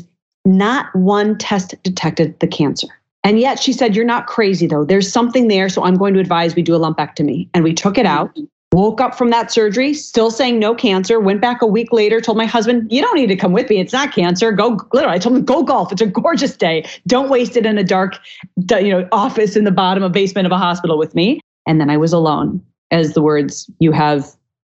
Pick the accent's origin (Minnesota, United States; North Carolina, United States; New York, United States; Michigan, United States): Minnesota, United States; I grew up in Minnesota eating every part of the cow there was